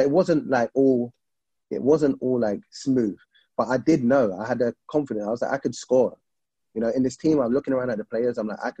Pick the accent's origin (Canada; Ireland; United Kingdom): United Kingdom; England; I'm used to growing up in England where you see Alan Shearer scoring 30